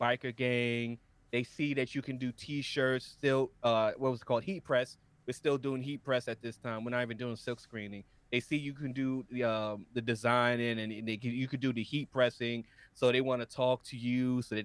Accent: New York City, New York, United States; I was born and raised in Harlem, New York

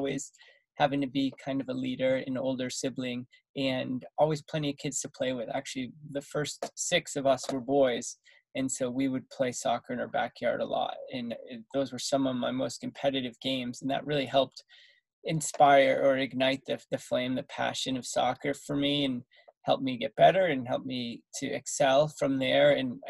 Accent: Massachusetts, United States; I grew up in Massachusetts

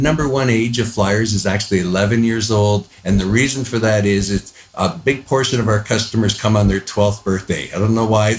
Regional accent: Niagara Falls, Ontario, Canada; moved away as an adult; also born or lived in Orlando, Florida; now in Austin, United States; I'm originally from Canada. I spent most of my life in the Niagara Falls area. And then I moved to the U.S. back in 1997

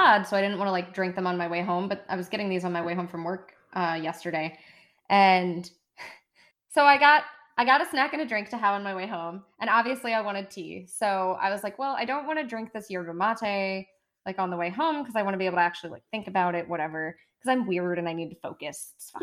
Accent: United States; accent: American; my American accent.

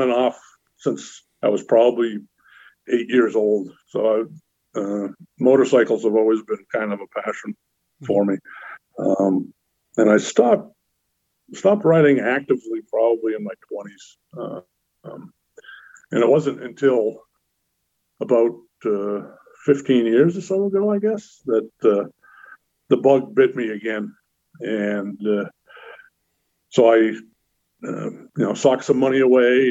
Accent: North Shore, born in Lynn, Massachusetts, United States; I was born in Lynn, like I mentioned. I was baptized in St. Luke's Methodist Church there in Lynn. And very shortly after my birth, my parents bought some land and built a house in a small town up on the North Shore

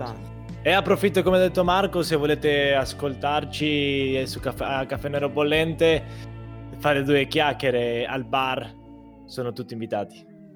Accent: Argentina; now in Italy; come argentino

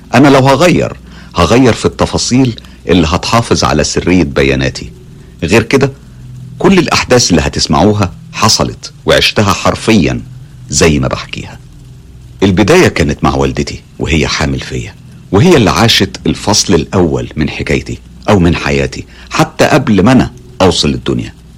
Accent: Morocco; من المغرب

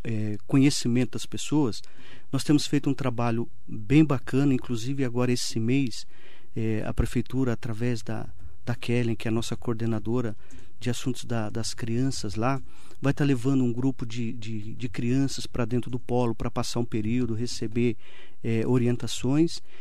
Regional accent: Mogi das Cruzes, São Paulo, Brazil; Sou de Mogi, nascido e criado em Mogi

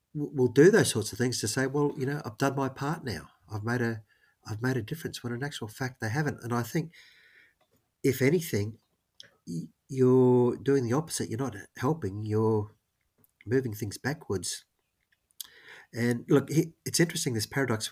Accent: Queensland, Australia; I'm from Queensland

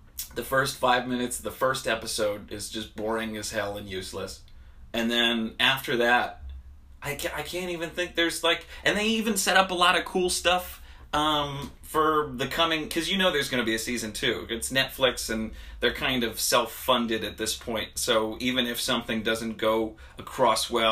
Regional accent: Harrisburg, Pennsylvania, United States; moved away; going back to my hometown in Pennsylvania, woo-woo, Harrisburg

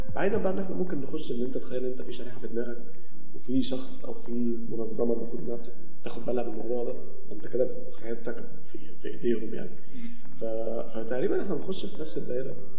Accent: Egypt; عندنا في مصر

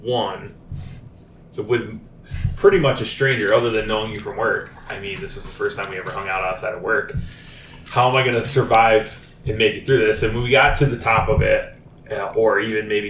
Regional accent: Mount Vision, New York, United States; I grew up in Mount Vision, so I was in the woods a lot as a kid.

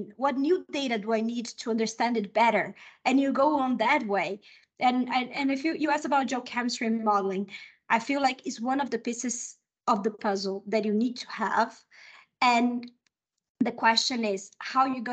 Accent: Brazil; first language Portuguese; English is a second language; also born or lived in United States / Mexico; now in Chile; I'm Brazilian. My first language is Portuguese.

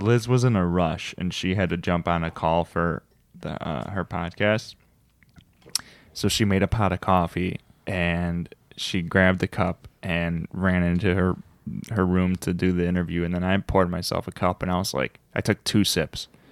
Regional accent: United States; I'm American

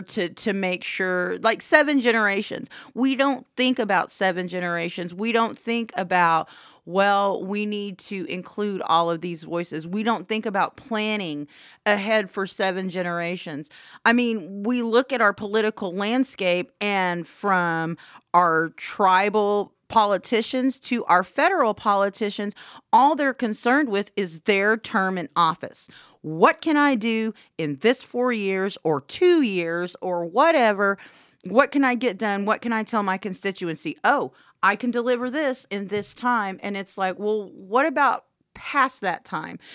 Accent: Anadarko, Oklahoma, United States; I'm from Anadarko, and there, uh, we're seventy percent American Indian by population.

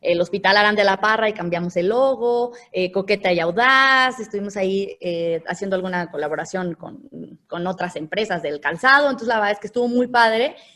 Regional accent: León, Guanajuato, Mexico; also born or lived in San Francisco del Rincón; soy eh, guanajuatense 100%, nací como tal aquí en León y viví 16 años en San Francisco el Ricón.

